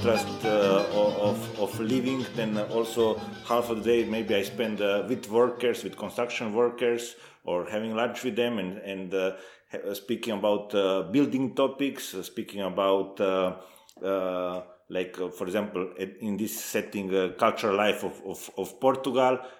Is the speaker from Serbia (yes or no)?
yes; Serbia; moved away; also born or lived in Galicia, Spain; I'm originally from the Balkans, from Serbia